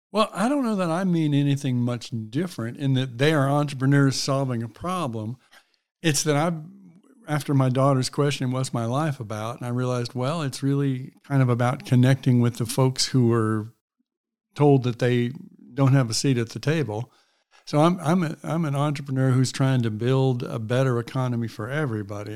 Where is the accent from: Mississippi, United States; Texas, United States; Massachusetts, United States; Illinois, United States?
Mississippi, United States; moved away as an adult; also born or lived in California / San Francisco; I'm from Mississippi